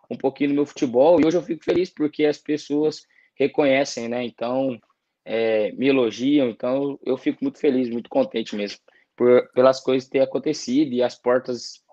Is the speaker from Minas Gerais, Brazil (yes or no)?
no; São Paulo, Brazil; Muito, eu sou de São Paulo. Tem muitos, tem muitos amigos japa.